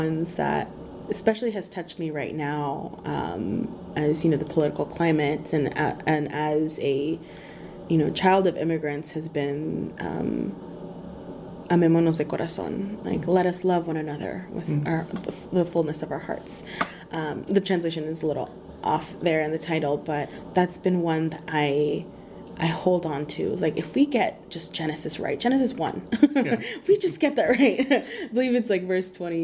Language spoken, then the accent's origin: English; California, United States; I'm from California, here in Texas right now with you